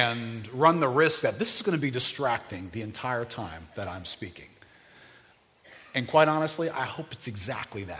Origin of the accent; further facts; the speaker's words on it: New Orleans, Louisiana, United States; moved away; I'm from New Orleans.